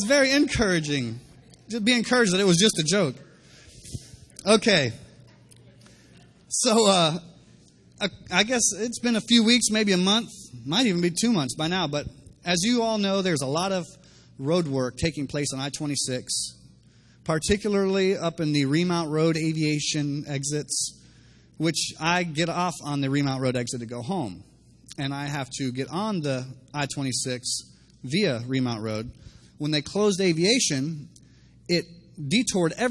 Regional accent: Miami, Florida, United States; I'm from Miami

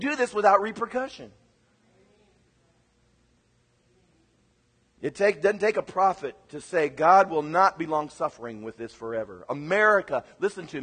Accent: Kansas, United States; moved away; my home state of Kansas

